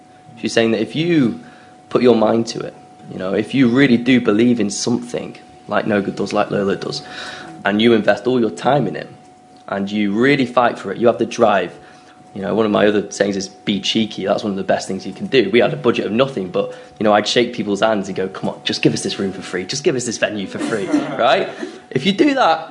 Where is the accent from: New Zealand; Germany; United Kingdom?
United Kingdom; Manchester, North West England; I'm just from Manchester